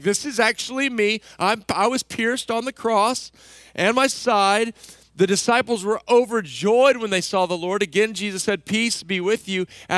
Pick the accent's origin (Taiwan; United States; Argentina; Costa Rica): United States; Central Texas; I grew up in Central Texas